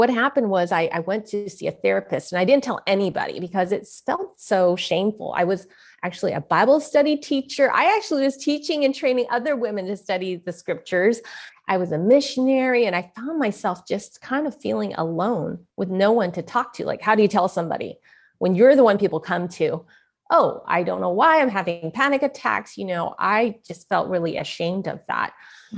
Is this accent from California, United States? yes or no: yes; San Francisco, California, United States; I was born in San Francisco, Chinatown